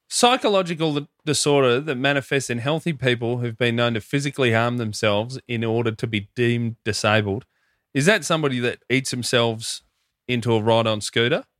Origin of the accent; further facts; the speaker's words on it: Hoppers Crossing, Victoria, Australia; growing up in Hoppers, a lot of Filipino mates.